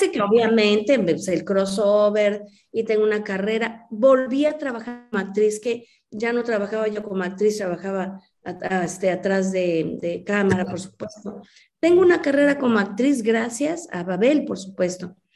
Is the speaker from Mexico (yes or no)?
yes; Mexico; soy una mexicana que desde niña, como muchos mexicanos, pues crecimos con las películas blanco y negro